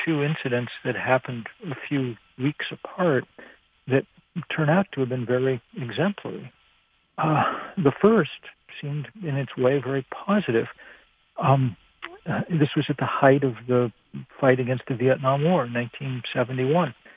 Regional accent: Lexington, Massachusetts, United States; where I'd grown up, not so much Lexington in particular, or not just Lexington in particular, but in the American suburb

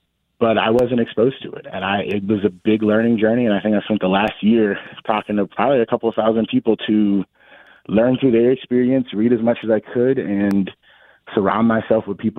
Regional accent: Detroit, Michigan, United States; And I think, you know, I grew up in Detroit. I was an Army brat, so I moved around.

